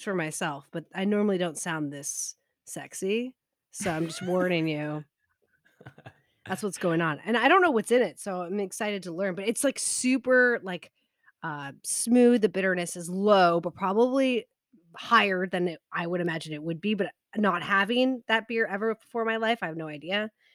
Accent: United States; not be a horrible American

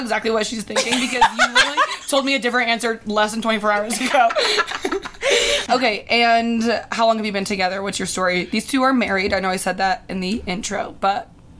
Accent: Indiana, United States; moved away; I'm from Indiana, it's the Midwest.

